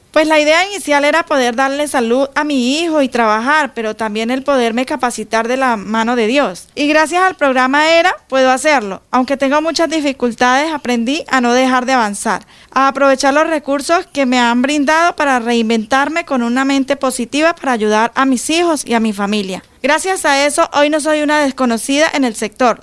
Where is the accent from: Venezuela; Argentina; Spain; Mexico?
Venezuela; moved away as an adult; now in Colombia; Soy migrante venezolana